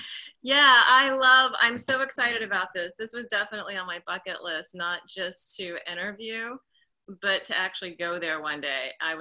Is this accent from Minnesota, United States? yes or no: no; Winter Park, Florida, United States; also born or lived in Athens, Georgia; when I was little, when I was four, we moved from Athens, Georgia to Winter Park.